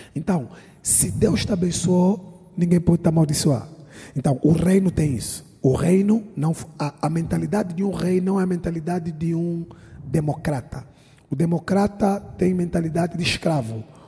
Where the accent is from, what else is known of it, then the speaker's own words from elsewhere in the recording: Angola; also born or lived in London; now in Lisbon, Portugal; Todo mundo sabe que eu sou angolano, vivo em Portugal